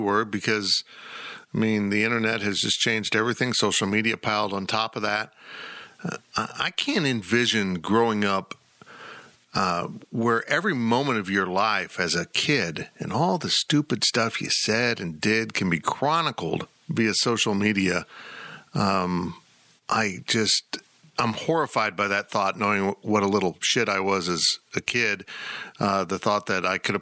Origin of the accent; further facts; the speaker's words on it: Salina, Kansas, United States; growing up in Salina, Kansas